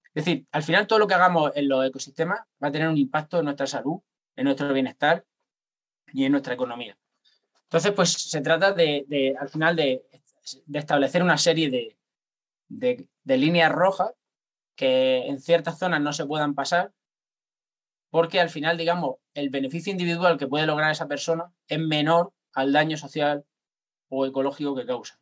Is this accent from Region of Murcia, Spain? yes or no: yes; Cartagena, Region of Murcia, Spain; yo soy de Cartagena